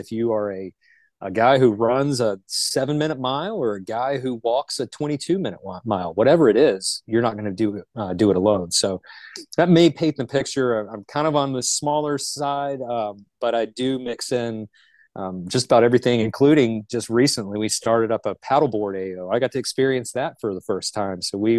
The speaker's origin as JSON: {"language": "English", "town": "Charlotte", "region": "North Carolina", "country": "United States", "tie": "born or raised there", "said": "I'm originally from Charlotte. I'm what the locals consider a unicorn. There's not many of us that are actually born and raised in the Charlotte vicinity"}